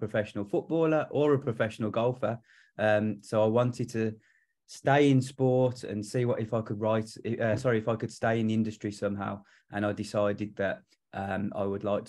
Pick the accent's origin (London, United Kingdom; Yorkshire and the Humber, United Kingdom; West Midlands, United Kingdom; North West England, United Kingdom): West Midlands, United Kingdom; Solihull; I'm from Solihull